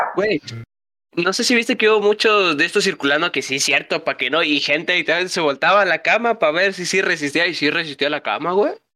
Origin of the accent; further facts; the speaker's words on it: Mexico; somos mexicanos